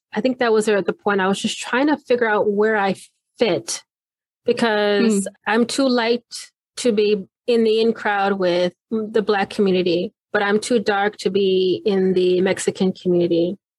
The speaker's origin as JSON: {"language": "English", "region": "Okinawa", "country": "Japan", "tie": "born there", "accent": "British", "moved": "yes", "said": "I was born in Okinawa. And they said, well, where is that? And I'm like, that's Japan."}